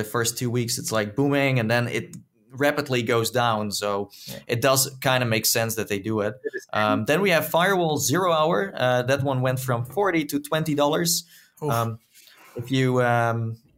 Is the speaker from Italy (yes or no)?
no; Netherlands; accent: Dutch; my Dutch accent